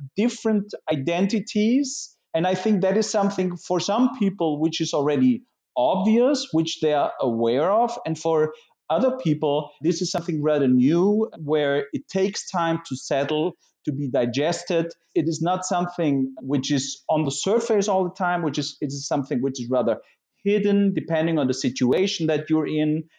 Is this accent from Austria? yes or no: yes; Vienna, Austria; I'm from Vienna. I feel Viennese, but I'm Austrian.